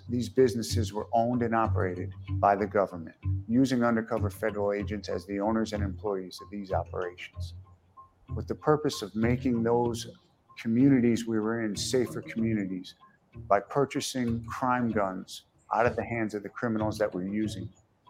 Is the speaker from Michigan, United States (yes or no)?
no; New York, United States; I'm originally from New York.